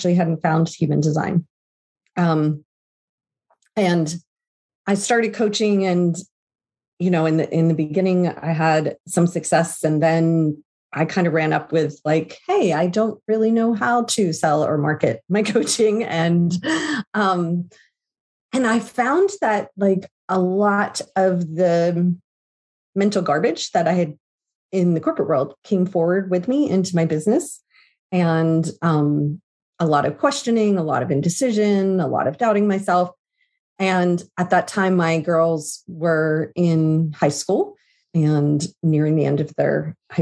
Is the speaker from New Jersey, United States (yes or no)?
yes; Southern New Jersey, United States; moved away as an adult; now in Pennsylvania, United States; I grew up in New Jersey.